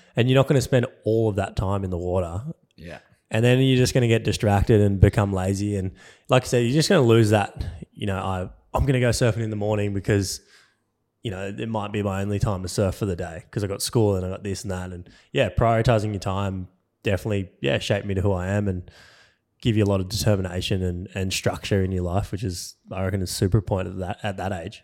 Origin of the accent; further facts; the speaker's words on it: Cronulla, New South Wales, Australia; I grew up in Cronulla, which is like yeah, thirty minutes south of Sydney City